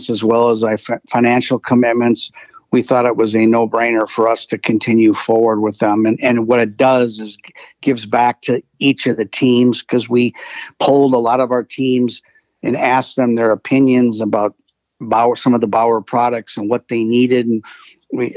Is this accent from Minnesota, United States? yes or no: yes; St. Paul, Minnesota, United States; I'm from St. Paul, Minnesota.